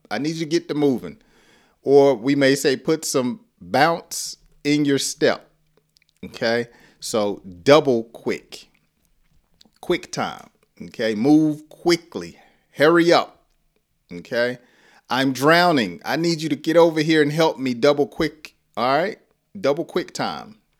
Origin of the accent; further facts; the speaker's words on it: the South, United States; I talk slow because I'm from the South